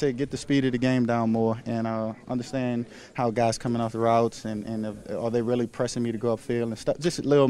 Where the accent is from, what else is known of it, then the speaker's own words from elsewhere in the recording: New Orleans, Louisiana, United States; knowing I'm playing in front of my hometown and my family out there